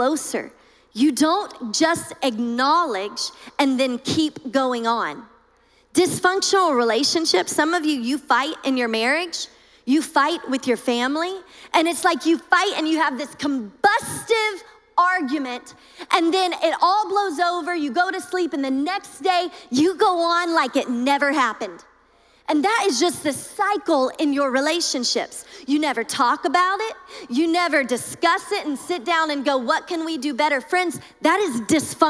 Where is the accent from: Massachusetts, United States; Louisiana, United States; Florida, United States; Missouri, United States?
Louisiana, United States; I'm from Louisiana.